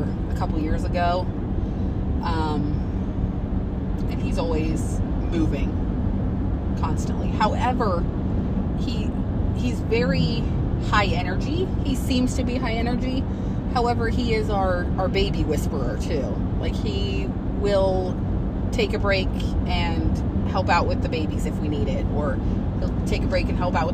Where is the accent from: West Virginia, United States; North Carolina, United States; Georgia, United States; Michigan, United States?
West Virginia, United States; moved away as an adult; also born or lived in Ohio; now in Maine, United States; I am from West Virginia, so we moved here in 2020